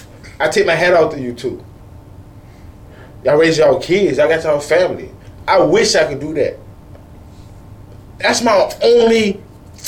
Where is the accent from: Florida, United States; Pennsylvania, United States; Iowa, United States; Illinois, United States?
Florida, United States; Sarasota and Bradenton; I've lived in Sarasota and Bradenton all my life. I'm not from Sarasota or Bradenton. I'm from 9-for-1